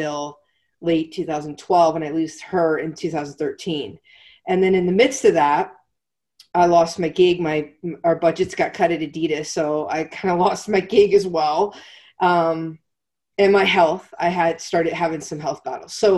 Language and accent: English; Pennsylvania, United States; moved away as an adult; also born or lived in South Carolina / Atlanta; I was born and raised in Pennsylvania.